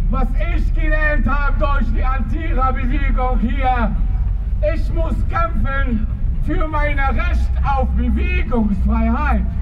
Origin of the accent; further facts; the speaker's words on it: Tunisia; German is a second language; moved away as an adult; now in Germany; Tunesier, damals, wir reisen nach Europa und sie kehren wieder zurück.